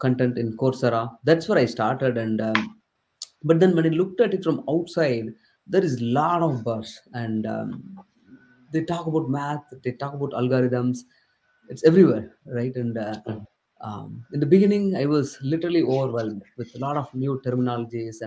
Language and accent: English; southern India, India; English is a second language; English is not my native language. I come from southern part of India, and entire my schooling was in Tamil